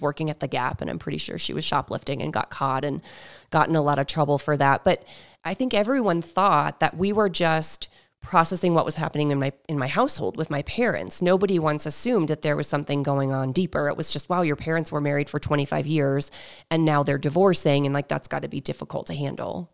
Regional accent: New Hampshire, United States; I grew up in New Hampshire

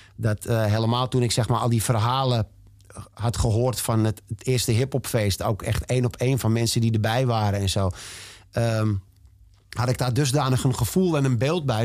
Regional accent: Amsterdam, North Holland, Netherlands; ik ben in Amsterdam geboren en ik ga er in mijn kist pas weer vandaan

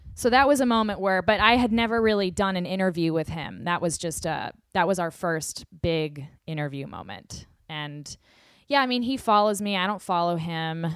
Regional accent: the South, United States; I am from the South.

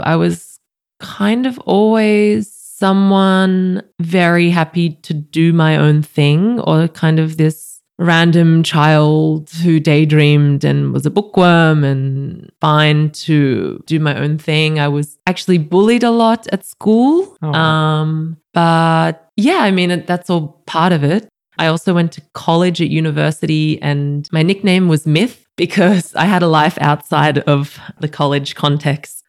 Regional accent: Goulburn, New South Wales, Australia; also born or lived in Sydney; now in Berlin, Germany; I'm from Goulburn, in between Sydney and Canberra a relatively bigger country town for Australia, but our property is 30 minutes out of town. So it's living in the bush

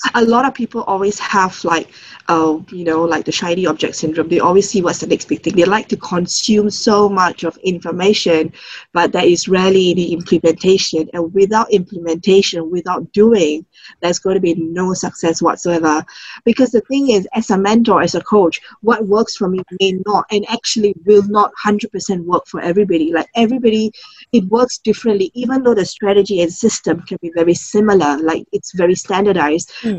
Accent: Singapore; I'm from Singapore, born and um, grew up all in Singapore

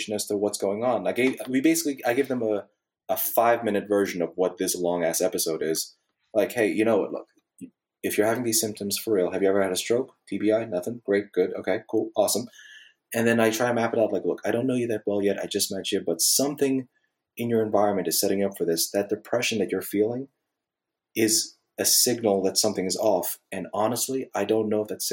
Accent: Northeast, United States; now in Bible Belt, United States; I'm from the Northeast

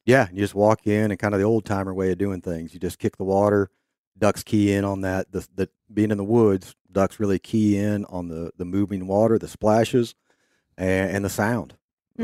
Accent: Kansas, United States; growing up in Kansas

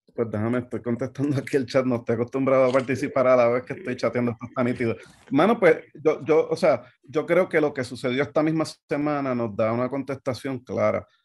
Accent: Puerto Rico; moved away as an adult; yo que nací, me crié en Puerto Rico y viví toda la vida allá, llevo varios años acá

